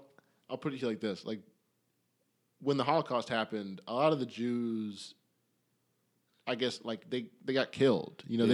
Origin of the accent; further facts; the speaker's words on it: Canada; I'm from Canada